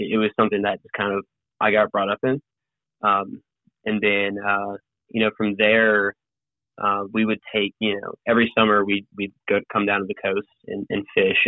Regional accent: Piedmont, South Carolina, United States; also born or lived in San Antonio, Texas / Gwinnett, Georgia; that's where I consider myself from. Being from is the upstate. And I grew up in a town called Piedmont outside of Greenville.

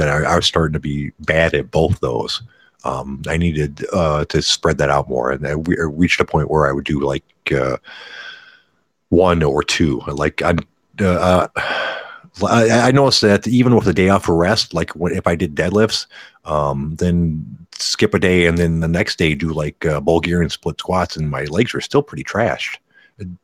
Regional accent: Detroit, Michigan, United States; I'm actually from Detroit. The burbs of Detroit.

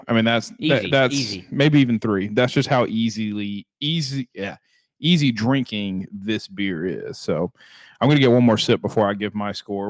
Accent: South Carolina, United States; we're from South Carolina

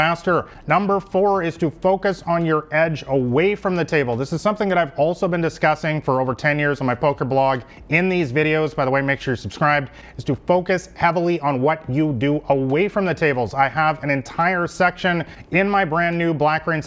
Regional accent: Vancouver, British Columbia, Canada; moved away as an adult; also born or lived in Thailand; I come from Vancouver, one of the most beautiful cities in the world

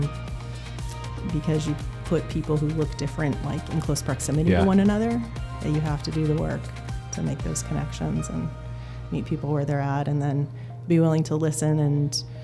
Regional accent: Maine, United States; moved away as an adult; now in South Bend, United States; I'm originally from Maine. I'm a transplant to South Bend, and I came here in 2001

